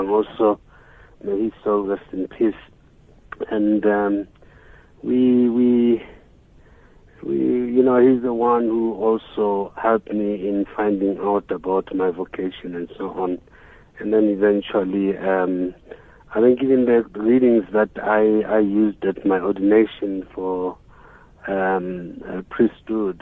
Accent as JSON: {"language": "English", "town": "Johannesburg", "region": "Gauteng", "country": "South Africa", "said": "we came from Johannesburg"}